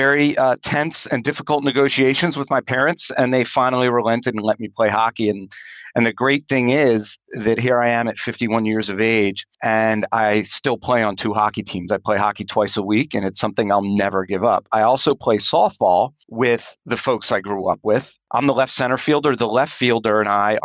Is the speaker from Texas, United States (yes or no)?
no; Potomac, Maryland, United States; also born or lived in Bethesda, Maryland; I grew up in Potomac